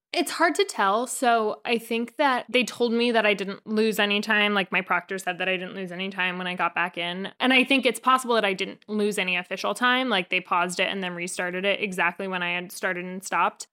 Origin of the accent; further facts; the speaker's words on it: New Jersey, United States; moved away as an adult; also born or lived in Maine; I am born and raised in New Jersey, North Jersey, about thirty minutes outside of New York City